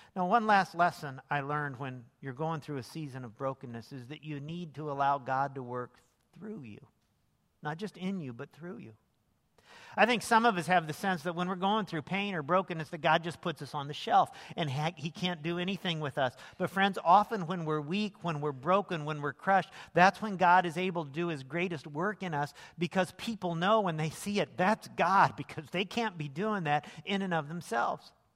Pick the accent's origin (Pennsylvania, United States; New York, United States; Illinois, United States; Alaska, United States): Illinois, United States; Lincoln; moved away as an adult; also born or lived in Las Vegas; I grew up downstate in Lincoln, Illinois